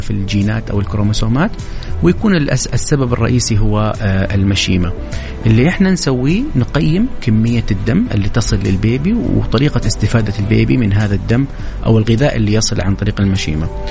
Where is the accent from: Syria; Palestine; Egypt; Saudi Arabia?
Saudi Arabia; عندنا في السعوديه